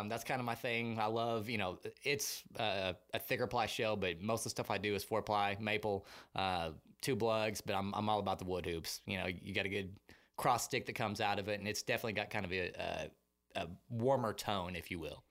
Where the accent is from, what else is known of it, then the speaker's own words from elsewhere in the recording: Muskogee, Oklahoma, United States; moved away as an adult; now in Austin, United States; I am originally from Muskogee, Oklahoma.